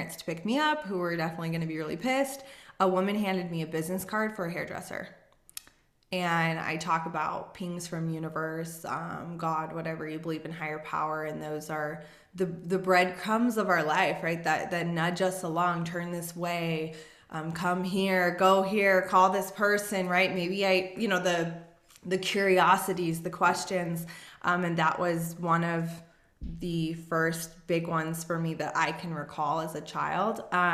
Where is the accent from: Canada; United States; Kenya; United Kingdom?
United States; Las Vegas, Nevada; I grew up in Vegas.